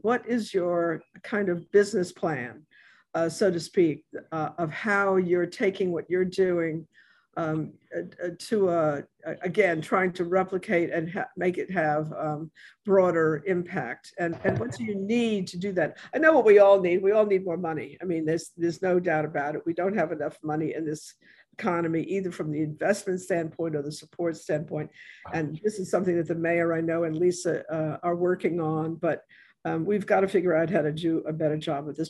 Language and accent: English; New York, United States; now in New Orleans, United States; I am from New York